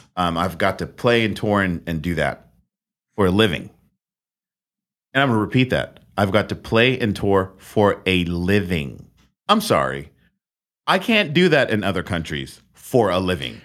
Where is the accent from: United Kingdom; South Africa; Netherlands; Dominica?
Netherlands; now in California, United States; I come from the Netherlands.